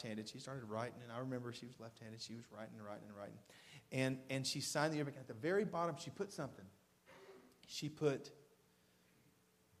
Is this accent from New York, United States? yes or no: no; Waverly, Tennessee, United States; born or raised there; also born or lived in Camden, Tennessee